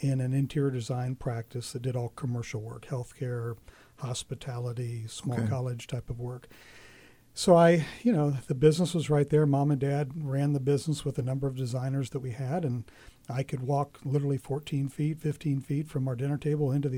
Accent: Muncie, Indiana, United States; I was born and raised in Muncie

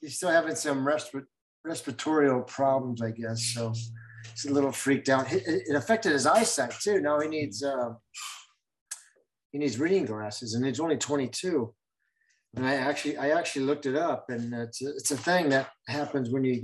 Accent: Covina, California, United States; also born or lived in Hollywood, Los Angeles; I grew up in Covina

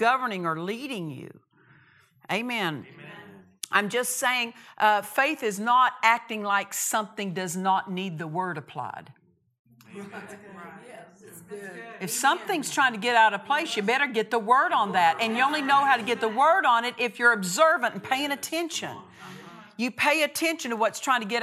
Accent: Oklahoma, United States; I'm from Oklahoma

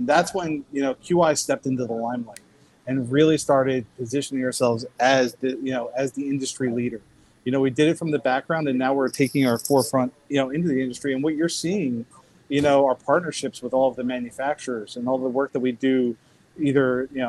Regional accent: United States; moved away; So funny thing is, Mickey's from my hometown.

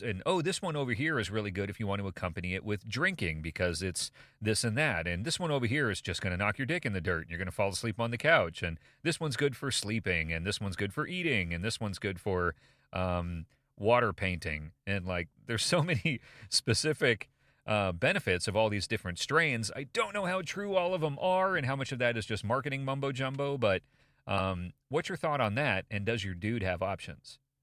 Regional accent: United States; as an American

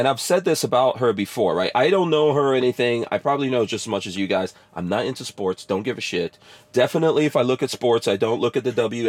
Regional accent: New York, United States; moved away; I rooted for the Knicks because I'm a New Yorker

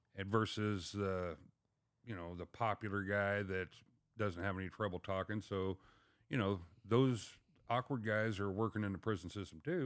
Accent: Mount Sterling, Illinois, United States; moved away as an adult; also born or lived in Pontiac, Illinois; I was from Mount Sterling, but I ended up taking the job about three and a half hours away up in Pontiac, Illinois.

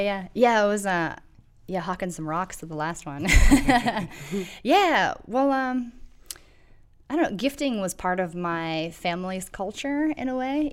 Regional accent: Toronto, Ohio, United States; moved away as an adult; now in Akron, United States; I'm from Toronto, Ohio, which is very small

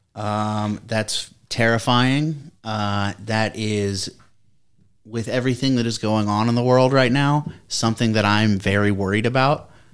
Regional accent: Columbus, Ohio, United States; we're Chris and I are from Ohio, and we grew up down in Columbus

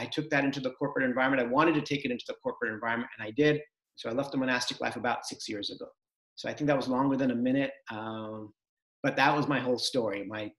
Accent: California, United States; So I grew up in Southern California. My parents came from India to the US with almost nothing in 1980.

